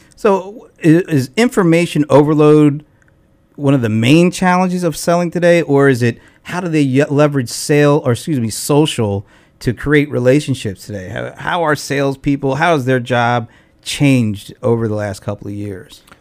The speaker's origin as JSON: {"language": "English", "region": "Delaware", "country": "United States", "moved": "yes", "lives_now": "Atlanta, United States", "said": "I'm from Delaware, so I've been here for about thirteen years"}